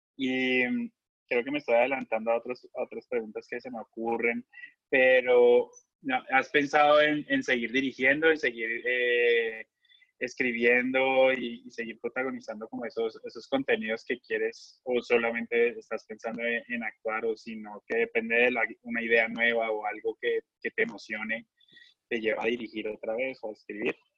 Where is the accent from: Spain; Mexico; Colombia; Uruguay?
Colombia; moved away as an adult; also born or lived in United States; colombiano del grupo